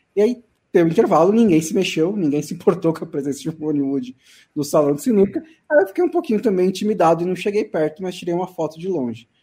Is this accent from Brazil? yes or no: yes; Brazil; eu vim do Brasil